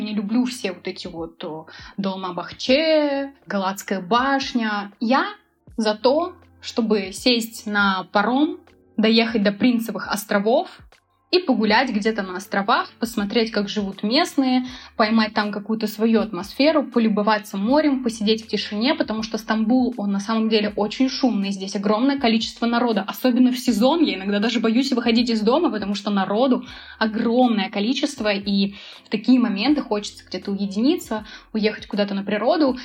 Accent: Volgograd, Volgograd Oblast, Russia; also born or lived in Moscow / Sochi; now in Istanbul, Turkey; Я вообще родом из Волгограда, потом я жила в Москве, потом я переехала в Сочи

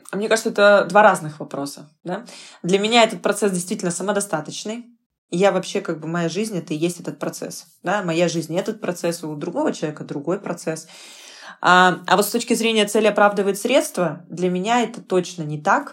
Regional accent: Novosibirsk, Novosibirsk Oblast, Russia; я из Новосибирска

